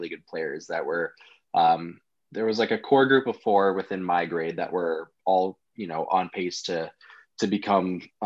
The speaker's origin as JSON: {"language": "English", "town": "Minneapolis", "region": "Minnesota", "country": "United States", "said": "I'm from Minneapolis, Minnesota."}